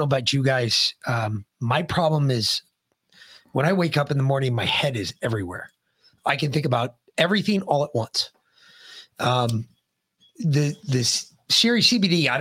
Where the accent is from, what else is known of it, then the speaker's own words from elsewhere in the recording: New York, United States; I'm from New York